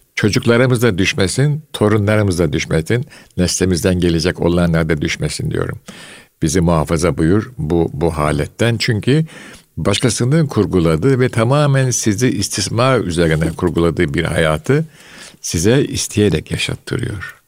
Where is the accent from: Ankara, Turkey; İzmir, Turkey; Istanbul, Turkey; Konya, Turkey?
Istanbul, Turkey; Fatih vesaire bu muhitlerde büyüdüm.